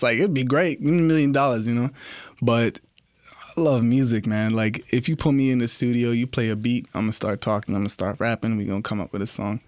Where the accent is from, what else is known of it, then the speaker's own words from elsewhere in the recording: Toronto, Ontario, Canada; I'm from Rexdale, Toronto.